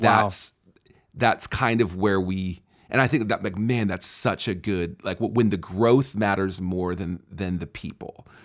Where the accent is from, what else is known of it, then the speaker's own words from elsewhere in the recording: Seattle, Washington, United States; I'm originally from the Seattle area